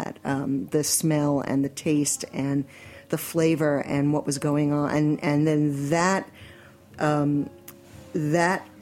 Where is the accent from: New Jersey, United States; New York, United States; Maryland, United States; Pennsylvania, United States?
New York, United States; New York City; growing up in Forest Hills in the 60s and 70s